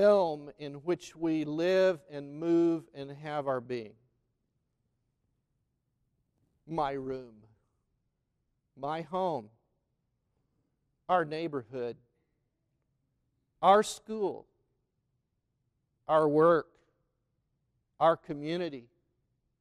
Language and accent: English; McAlester, Oklahoma, United States; growing up in McAlester, Oklahoma